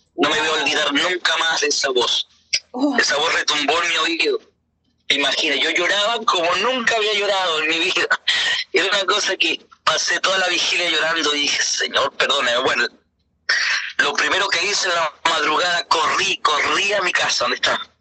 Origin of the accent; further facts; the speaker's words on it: Uruguay; moved away; also born or lived in Venezuela; decidimos irnos para Uruguay. ¿no? Que mi tierra natal.